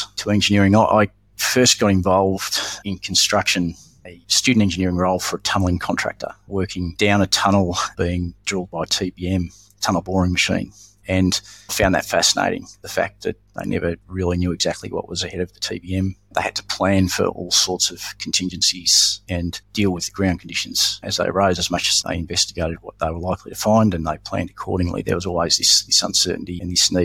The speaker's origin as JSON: {"language": "English", "town": "Melbourne", "region": "Victoria", "country": "Australia", "tie": "born or raised there", "also_born_or_lived": "Brisbane", "said": "I grew up predominantly in Melbourne with a brief stint in Brisbane"}